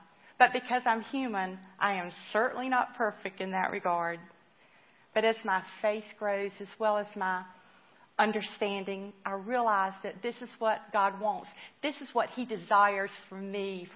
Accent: Spartanburg, South Carolina, United States; I was brought up in the church in my hometown of Spartanburg

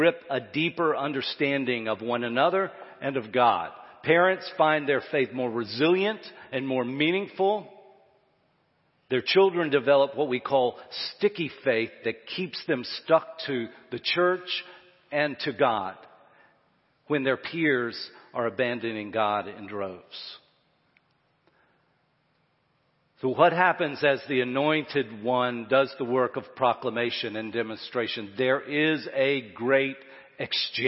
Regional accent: Florence, United States; my hometown, when I look at Florence

